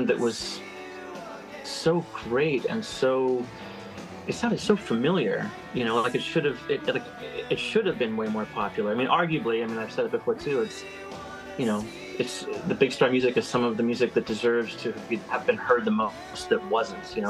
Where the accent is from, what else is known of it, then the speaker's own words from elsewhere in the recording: Bellingham, Washington, United States; also born or lived in Seattle; Bellingham, my hometown, which I call my hometown